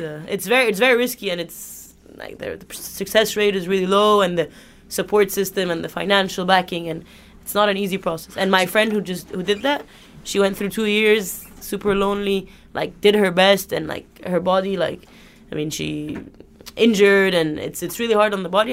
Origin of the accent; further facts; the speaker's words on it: Egypt; moved away as an adult; Egypt, I'm from Egypt